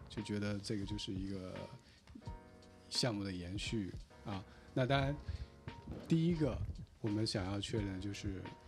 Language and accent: Chinese; China; 我们中国人